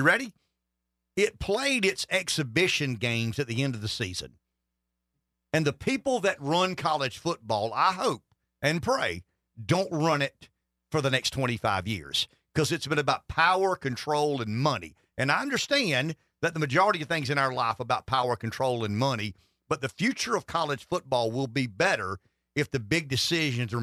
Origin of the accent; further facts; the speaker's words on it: Pamplico, South Carolina, United States; I grew up in Pamplico. I'm a native Southerner